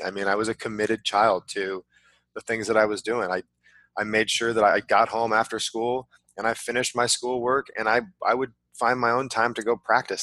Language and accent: English; California, United States; I grew up in California